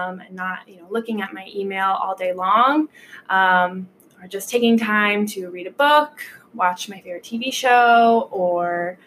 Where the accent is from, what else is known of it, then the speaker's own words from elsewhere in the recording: Omaha, Nebraska, United States; moved away as an adult; now in Valparaiso, United States; I am originally from Omaha, Nebraska.